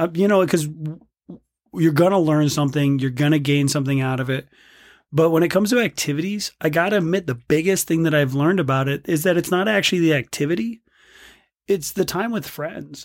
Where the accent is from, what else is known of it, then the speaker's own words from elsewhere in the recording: South Bend, Indiana, United States; now in Bend, United States; growing up in South Bend, Indiana